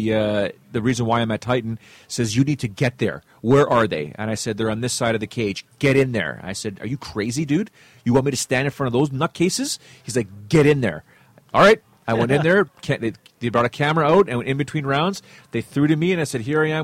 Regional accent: Canada; I'm Canadian

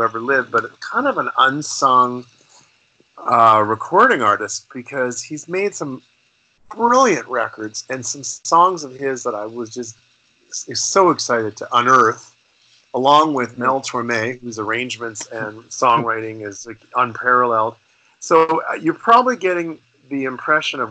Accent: Canada; also born or lived in Los Angeles; as a Canadian artist

